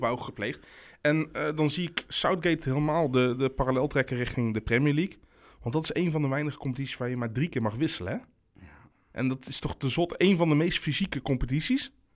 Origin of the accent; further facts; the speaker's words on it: North Brabant, Netherlands; ik ben een Brabander